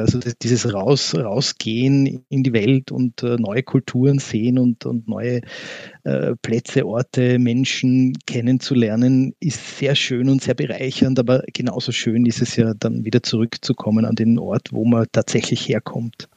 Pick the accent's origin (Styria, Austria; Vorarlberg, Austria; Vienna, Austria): Vienna, Austria; ich selber bin in Wien geboren und auch hier aufgewachsen